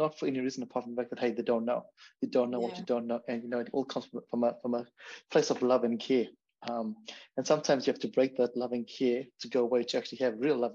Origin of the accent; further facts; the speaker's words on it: Zimbabwe; moved away; I'm from Zimbabwe as well